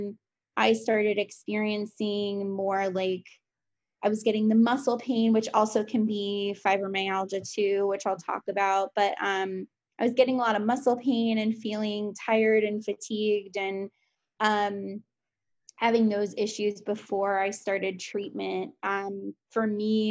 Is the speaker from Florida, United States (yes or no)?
yes; Fort Lauderdale, Florida, United States; I grew up in Fort Lauderdale